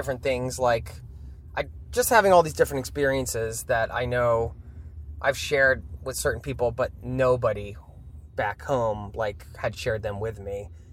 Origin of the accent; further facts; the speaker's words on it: United States; moved away as an adult; now in Norway; being from the States